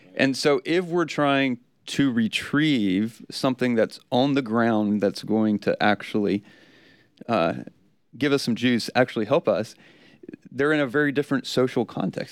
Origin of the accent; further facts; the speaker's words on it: South Georgia, United States; I'm from South Georgia